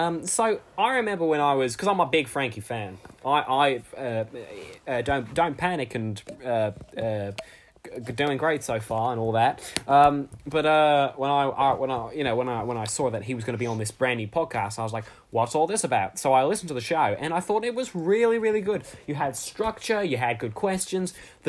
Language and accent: English; Australia; I'm obviously from Australia and you're not.